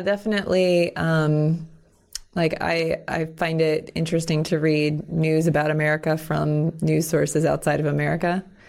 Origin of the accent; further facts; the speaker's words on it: Florida, United States; now in Pittsburgh, United States; I'm actually originally from Florida.